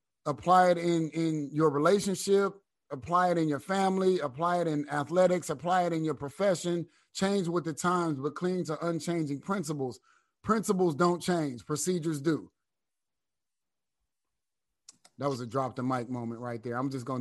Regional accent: Flint, Michigan, United States; But when you're from the little city, like people from Flint, I'm from Flint. I ain't from Detroit, you know what I mean?

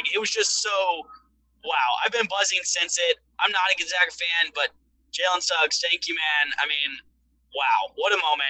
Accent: Houston, Texas, United States; we won't talk about the Astros, my hometown

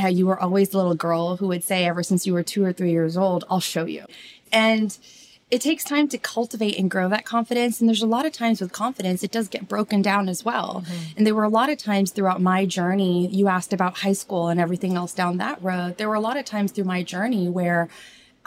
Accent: Orange County, California, United States; I'm originally from Orange County. My parents were from India.

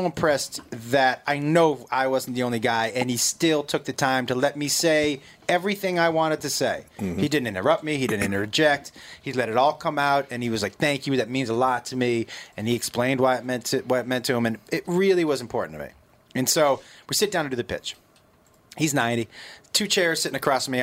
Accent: Massachusetts, United States; moved away; I grew up in Massachusetts

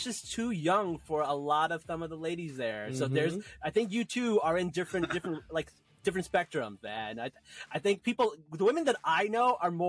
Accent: New Jersey, United States; Amr is from New Jersey, which is where I'm from

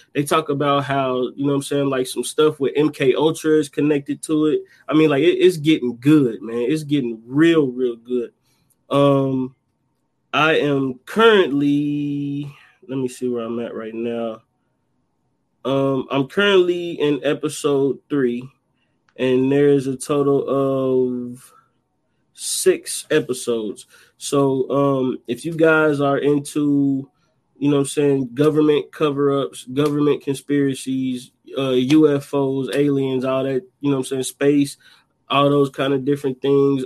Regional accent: Dayton, Ohio, United States; right here in my hometown

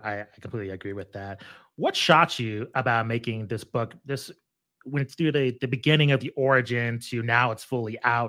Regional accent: Albuquerque, New Mexico, United States; myself growing up in Albuquerque, New Mexico

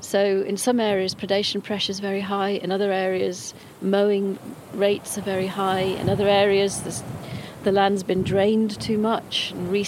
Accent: Staffordshire Moorlands, West Midlands, United Kingdom; I grew up in the Staffordshire Moorlands towards, you know, my sort of teenage years

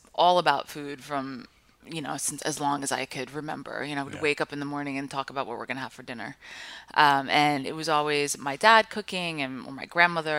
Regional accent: Five Towns, New York, United States; moved away as an adult; also born or lived in Oakland, California; I grew up in the Five Towns, which are right, like these small little towns right by Kennedy Airport.

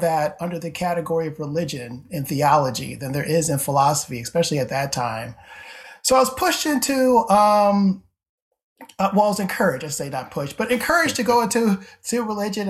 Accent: Syracuse, New York, United States; moved away as an adult; now in Cincinnati, United States; I grew up in Syracuse, New York

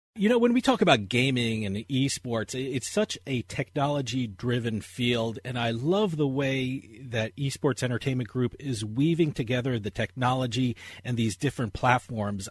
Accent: New Jersey, United States; my home state of New Jersey

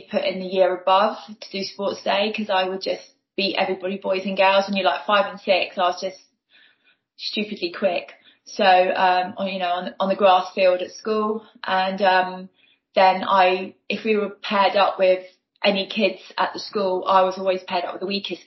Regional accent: Newport, South East England, United Kingdom; also born or lived in Ryde; I was born in Newport on the Isle of Wight

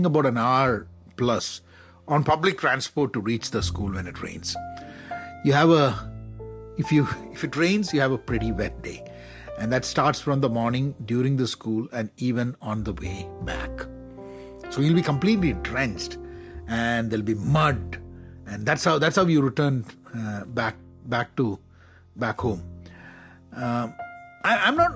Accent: Kerala, India; I'm from Kerala

